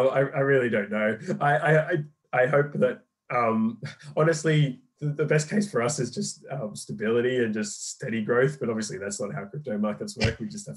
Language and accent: English; Australia; now in London, United Kingdom; I'm Australian. But I've been in London and for about 8-9 years now.